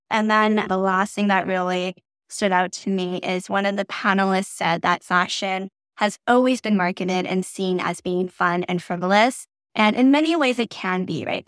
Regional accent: Canada; I'm not American, I'm Canadian

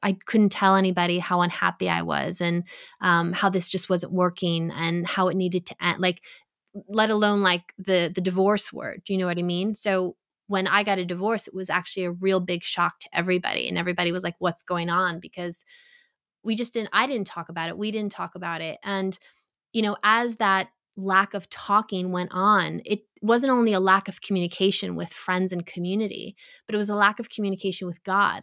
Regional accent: New York, United States; I grew up in New York. I grew up in an Italian Catholic American community

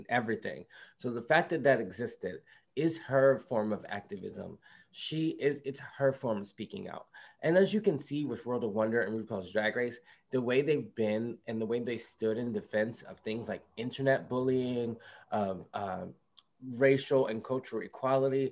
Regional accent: Philadelphia, Pennsylvania, United States; I grew up in West Philadelphia

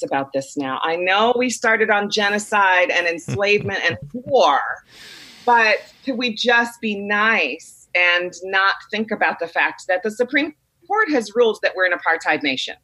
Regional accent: Chicago, Illinois, United States; I grew up in Chicago

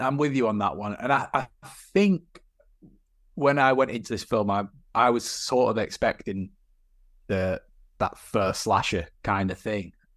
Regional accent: Burnley, North West England, United Kingdom; my hometown of Burnley

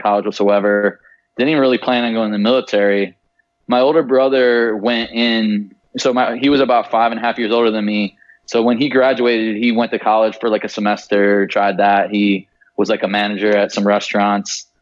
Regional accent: Traverse City, Michigan, United States; I grew up in right outside of Traverse City, Michigan.

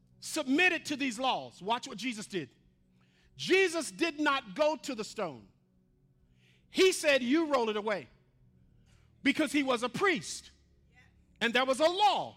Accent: the South, United States; moved away; I grew up in the South

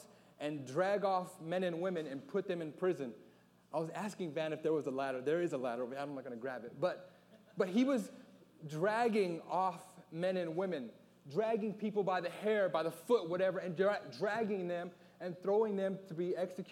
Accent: Alaska, United States; I was born and raised in Alaska

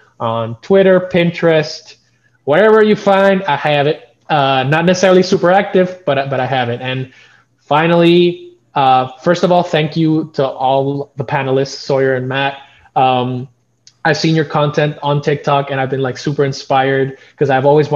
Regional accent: Puerto Rico; I'm from Puerto Rico

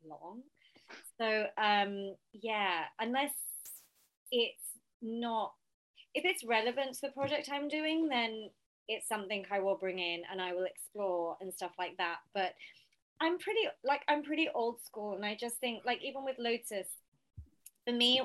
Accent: Southall, London, United Kingdom; I come from Southall and we are so community sort of minded

